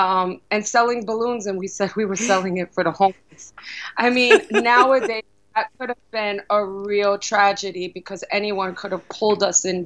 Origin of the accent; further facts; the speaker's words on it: New York City, New York, United States; also born or lived in Brooklyn; I was born in Brooklyn, raised in the Bronx